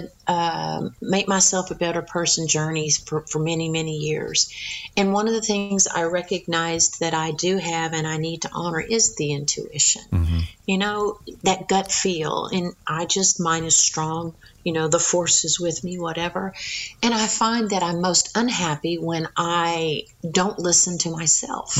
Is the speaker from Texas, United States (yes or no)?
yes; Texas, United States; accent: Texas; I was raised in Texas, but my mom was from East Texas. My dad was Florida.